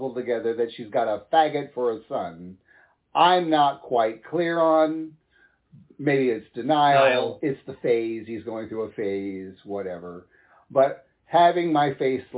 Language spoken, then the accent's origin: English; Midwest, United States; Growing up in the Midwest